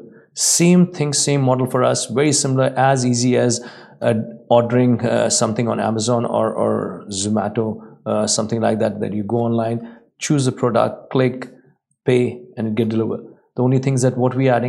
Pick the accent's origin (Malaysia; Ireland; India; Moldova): India; now in Dubai, United Arab Emirates; I come from India